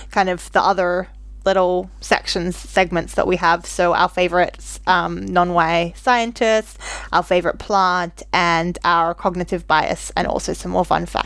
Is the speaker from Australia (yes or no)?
yes; Australia; I'm Australian